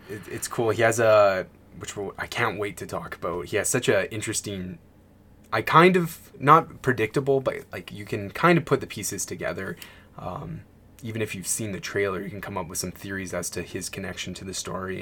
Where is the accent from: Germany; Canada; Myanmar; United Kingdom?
Canada; being a Canadian